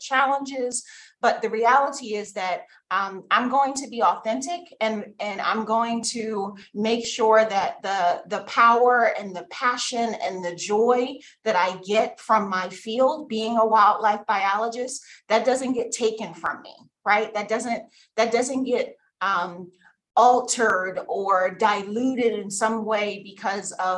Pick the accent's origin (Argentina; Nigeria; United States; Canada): United States; Philadelphia, Pennsylvania; I'm from Philly